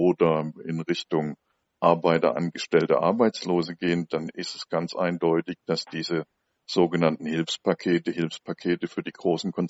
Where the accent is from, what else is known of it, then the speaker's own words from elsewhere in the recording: Essen, North Rhine-Westphalia, Germany; Ich habe jetzt eine Zahl aus meiner Heimatstadt Essen gelesen.